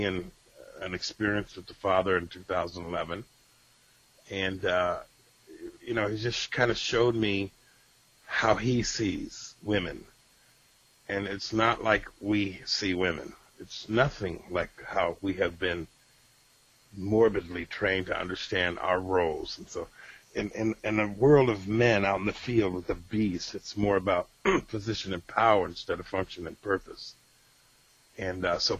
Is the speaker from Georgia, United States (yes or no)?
no; Rochester, New York, United States; moved away; my hometown of Rochester, New York